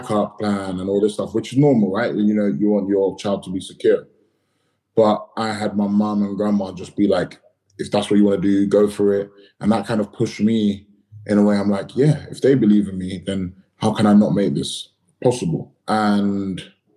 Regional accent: London, United Kingdom; I grew up in Battersea

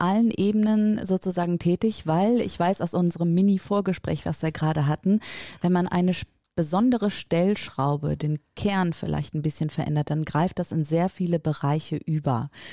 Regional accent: Rhineland, Germany; moved away as an adult; also born or lived in northern Germany; als äh, gebürtige Rheinländerin

